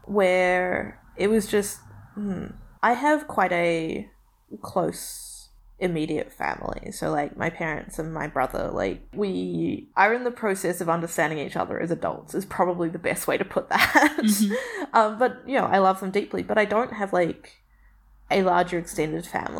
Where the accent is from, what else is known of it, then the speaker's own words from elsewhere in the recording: Beirut, Beirut Governorate, Lebanon; also born or lived in New Zealand; the experience of like growing up in Beirut was not one that I would want to replace. But it meant that coming back, I was fundamentally different from everyone I met.